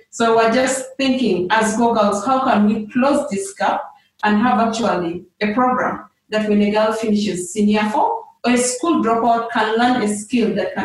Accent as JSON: {"language": "English", "country": "South Sudan", "said": "I'm from Bari, but when you reach our house, there are like three or four tribes"}